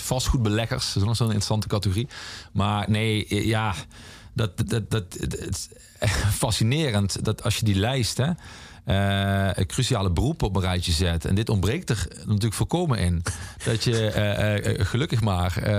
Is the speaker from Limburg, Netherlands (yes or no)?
yes; the Mining Region, Limburg, Netherlands; in de mijnstreek waar ik vandaan kom